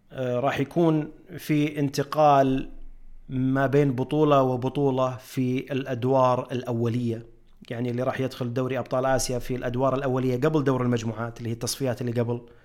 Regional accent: Saudi Arabia; عندنا في السعوديه

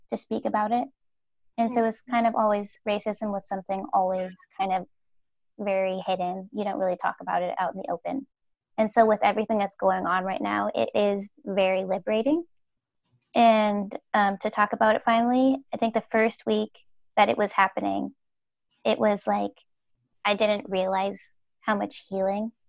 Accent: Minnesota, United States; so I spent over half of my life here, growing up in Minnesota and not in the Twin Cities, which is the Minneapolis St. Paul area, um, but um, a little bit west of there, so in the country.

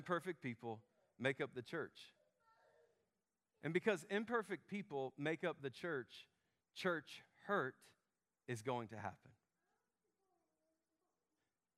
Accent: Memphis, Tennessee, United States; accent: Southern; I grew up in Memphis

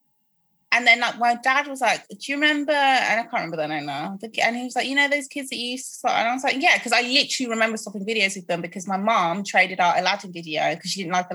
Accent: Croydon, London, United Kingdom; born there; I'm like, first of all, I was born in Croydon. I don't know anything about this country shit you guys.

